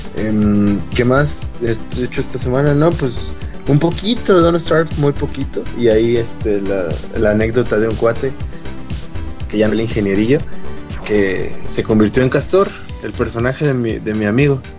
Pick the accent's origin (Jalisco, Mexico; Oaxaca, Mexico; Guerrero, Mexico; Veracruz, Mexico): Guerrero, Mexico; Acapulco; yo soy de Acapulco